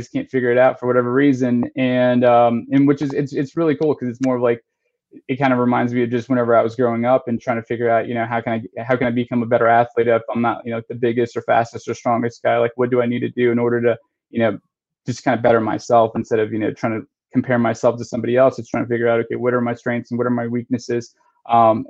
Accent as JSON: {"language": "English", "region": "Texas", "country": "United States", "tie": "born or raised there", "moved": "yes", "lives_now": "Charlotte, United States", "said": "I grew up in Texas, so, you know, football's like everything"}